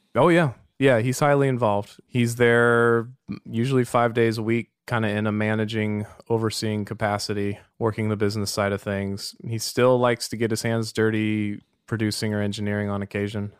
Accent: Walnut Creek, California, United States; also born or lived in Berkeley, United States; now in Cotati, United States; I grew up in Walnut Creek

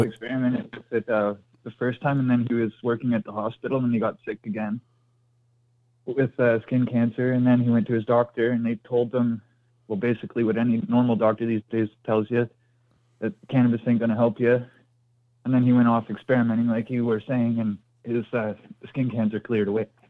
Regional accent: Ontario, Canada; I'm from Canada up here in Ontario.

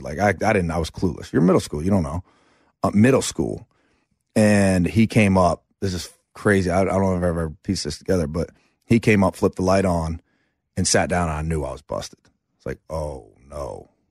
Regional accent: Asheville, North Carolina, United States; also born or lived in Chapel Hill, North Carolina

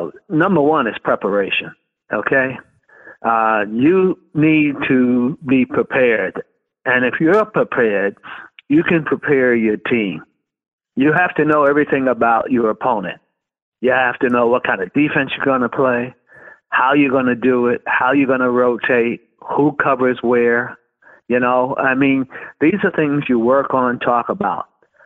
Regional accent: Brooklyn, New York, United States; You know, I grew up in Brooklyn, New York, and I was a big Dodger fan.

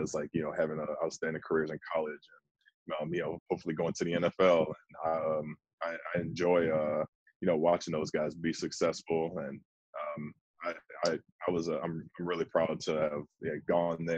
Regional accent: Houston, Texas, United States; I'm from Houston

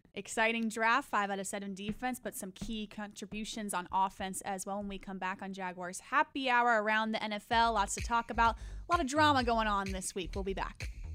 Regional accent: South Florida, United States; growing up in South Florida

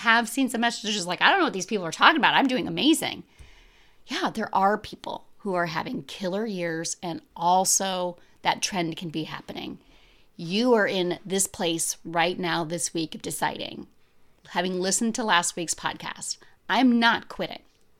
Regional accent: United States; and I grew up here in America.

